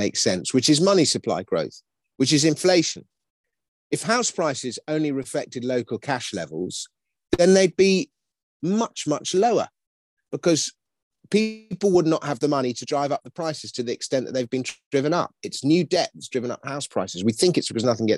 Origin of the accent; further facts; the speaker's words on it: London, United Kingdom; I grew up in Kensington. And we had a house in Kensington